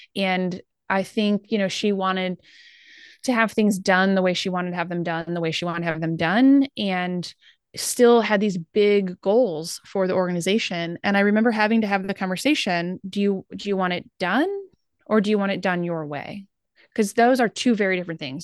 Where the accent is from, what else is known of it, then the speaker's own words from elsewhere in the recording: Midwest, United States; we're from the Midwest